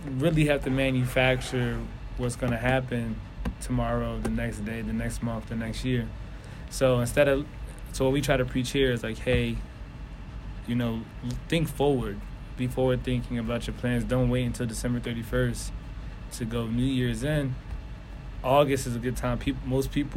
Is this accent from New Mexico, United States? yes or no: no; Philadelphia, Pennsylvania, United States; I'm from North Philly, so nowhere in Philly take me more than 10, 15 minutes.